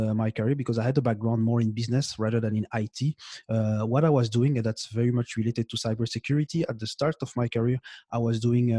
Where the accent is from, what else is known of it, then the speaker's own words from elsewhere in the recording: Belgium; English is a second language; now in Montreal, Canada; I'm in Canada right now, in Montreal, but I grew up. I'm born and I grew up in Belgium.